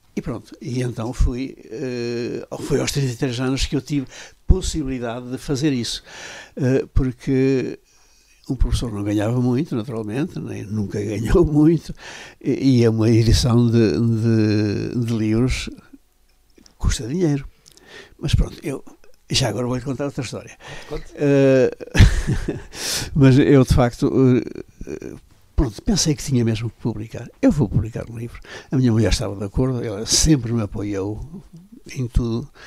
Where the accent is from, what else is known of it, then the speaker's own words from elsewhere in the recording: Macedo de Cavaleiros, Norte, Portugal; moved away as an adult; also born or lived in Coimbra; now in Vila Real, Portugal; sou um homem realmente lá da montanha, lá de, de Macedo Cavaleiros, que é a minha terra